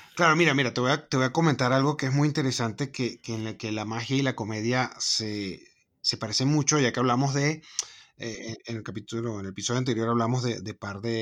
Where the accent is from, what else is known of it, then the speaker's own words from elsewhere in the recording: Venezuela; moved away; soy de Venezuela